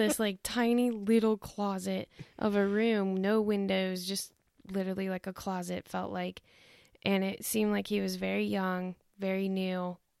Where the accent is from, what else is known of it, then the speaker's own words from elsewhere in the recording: Toledo, Ohio, United States; now in Dayton, United States; I grew up in Toledo and we moved down to Dayton.